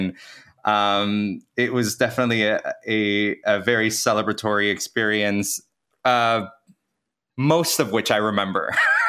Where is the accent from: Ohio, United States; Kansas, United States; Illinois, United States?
Kansas, United States; now in New York City, United States; My family's Venezuelan, and I grew up in Kansas. My mom brought us to the States when I was 10. So I most likely gravitate towards saying I'm from Kansas just because the bulk of my life was spent in the Midwest.